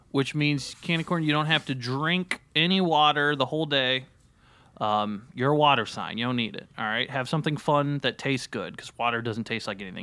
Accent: Terre Haute, Indiana, United States; moved away as an adult; now in Los Angeles, United States; I grew up in Terre Haute, Indiana

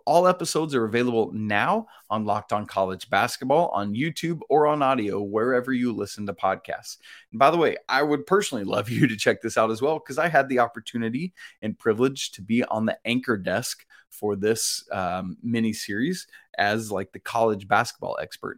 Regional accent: Atlanta, Georgia, United States; growing up in the Atlanta area

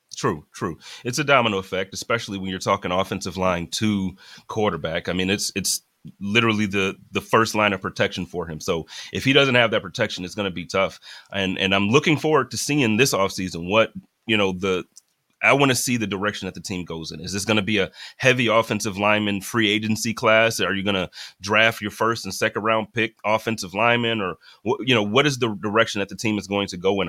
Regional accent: Buffalo, New York, United States; moved away as an adult; now in Phoenix, United States; born and raised in Buffalo, moved out here about three years ago.

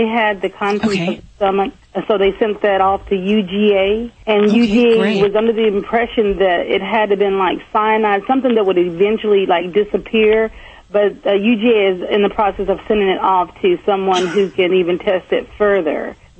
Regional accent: California, United States; But I'm originally from California, so my husband would know more about that.

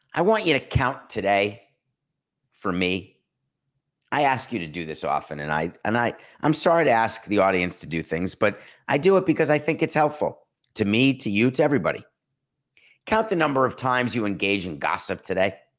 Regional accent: Milwaukee, Wisconsin, United States; the city of Milwaukee, my hometown, birth town

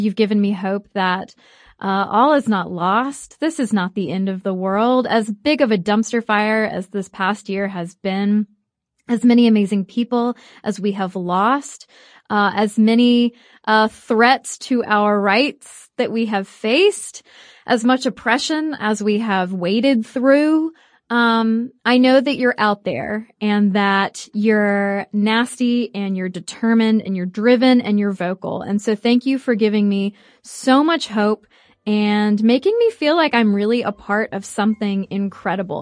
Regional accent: United States; we are American

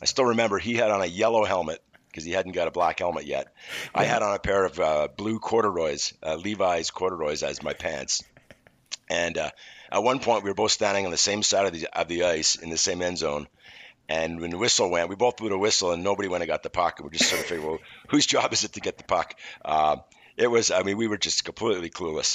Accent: Montreal, Quebec, Canada; growing up in Montreal was fantastic. I was fortunate enough to learn a second language

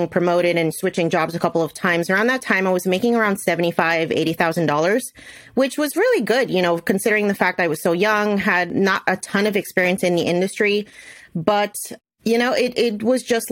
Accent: New Jersey, United States; I was born and raised in New Jersey, and the pharmaceutical industry is really big out here

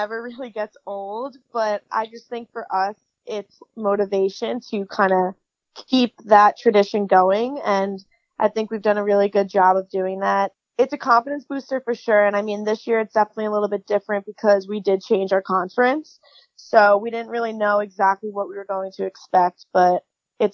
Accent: Long Island, New York, United States; So I am from Long Island, New York.

